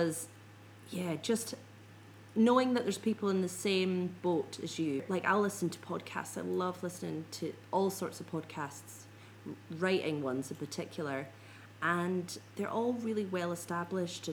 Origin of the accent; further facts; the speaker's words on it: Scotland, United Kingdom; I'm a Scot